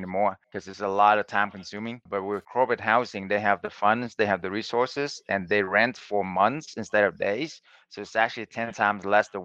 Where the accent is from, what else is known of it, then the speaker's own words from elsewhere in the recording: Vietnam; now in United States; I was born in Vietnam and then I came to America as an immigrant with nothing